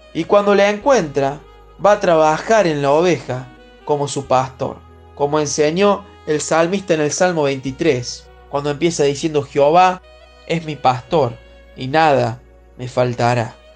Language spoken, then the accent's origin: Spanish; Paraná, Entre Ríos, Argentina; soy de Paraná Entre Ríos